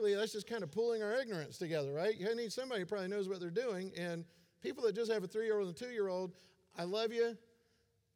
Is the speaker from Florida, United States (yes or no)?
yes; Florida, United States; I grew up in Florida